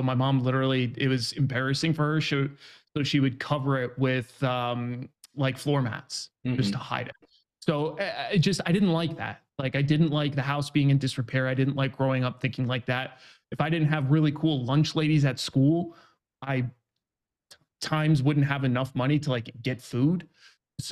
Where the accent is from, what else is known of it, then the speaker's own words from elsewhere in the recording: New York, United States; now in San Diego, United States; I grew up in New York. Right now I'm 32, live out in San Diego